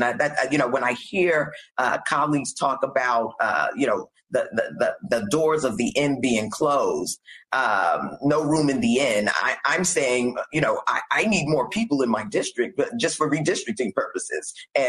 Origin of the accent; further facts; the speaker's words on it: New York City, New York, United States; I'm from Brooklyn, New York.